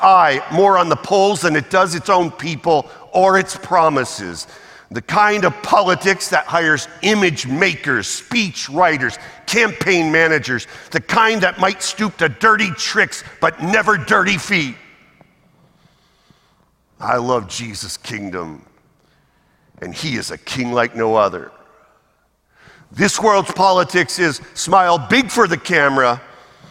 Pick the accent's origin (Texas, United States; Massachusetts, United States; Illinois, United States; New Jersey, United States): Massachusetts, United States; moved away; also born or lived in the South; I'm American, born in Massachusetts. I'm sorry, I was a Yankee once, forgive me, here in the South